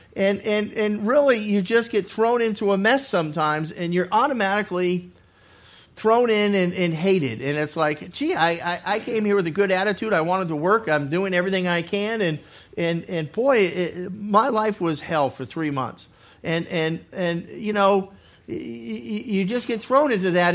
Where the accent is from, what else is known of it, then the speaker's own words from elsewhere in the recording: Massachusetts, United States; moved away as an adult; also born or lived in California / Arizona; now in Ohio, United States; I was born and raised in Massachusetts